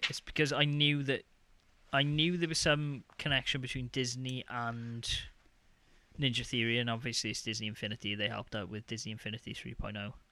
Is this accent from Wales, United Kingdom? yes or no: yes; Wales, United Kingdom; accent: Welsh; now in Denmark; I now that I'm talking about being Welsh, my I can feel my Welsh my Welsh lilt coming out.